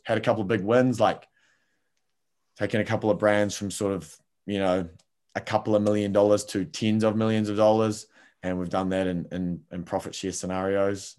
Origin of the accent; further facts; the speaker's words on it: Palmerston North, Manawatū-Whanganui, New Zealand; I grew up in Palmerston North, little town, um, in New Zealand